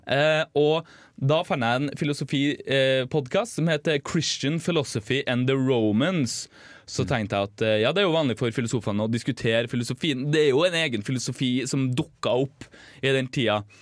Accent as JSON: {"language": "Norwegian", "region": "Northern Norway", "country": "Norway", "accent": "northern Norwegian", "said": "Som dere sikkert hører, så kommer jo jeg fra, fra nord"}